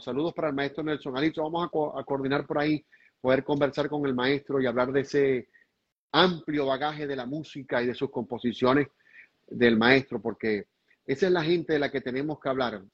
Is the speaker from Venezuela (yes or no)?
yes; Venezuela; a los venezolanos